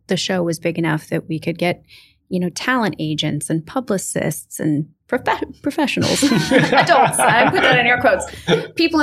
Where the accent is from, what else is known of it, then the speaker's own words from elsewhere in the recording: Orange County, California, United States; I'm from Orange County